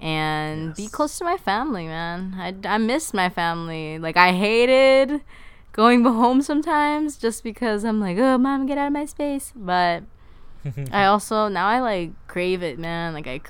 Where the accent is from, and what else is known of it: Los Angeles, California, United States; born or raised there; moved away as an adult